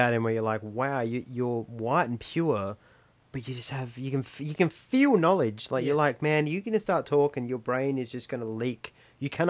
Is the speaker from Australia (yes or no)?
yes; Australia; I'm a Kiwi Australian, but I identify as an Australian because it's where I was born